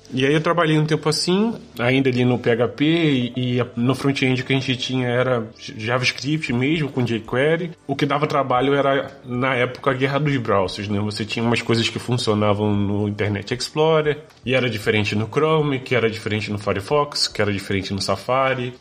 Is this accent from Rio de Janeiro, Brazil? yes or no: yes; Nova Friburgo, Rio de Janeiro, Brazil; moved away as an adult; now in Braga, Portugal; Eu sou de uma cidade que se chama Nova Friburgo, é da região serrana do Rio